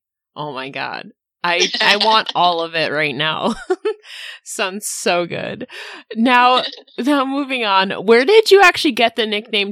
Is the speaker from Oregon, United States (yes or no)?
no; New York, United States; I'm from New York.